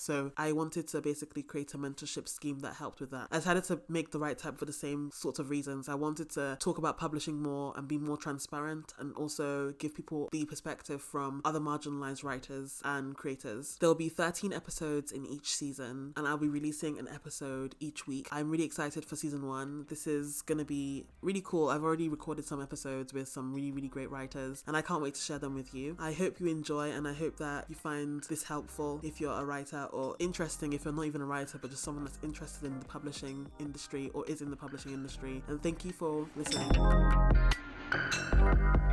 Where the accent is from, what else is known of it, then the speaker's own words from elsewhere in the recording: London, United Kingdom; now in Scottish Highlands, United Kingdom; I am a writer from London, currently living in the Scottish Highlands